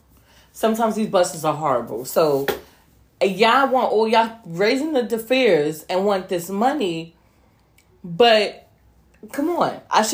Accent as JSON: {"language": "English", "town": "New York City", "region": "New York", "country": "United States", "said": "as a New Yorker"}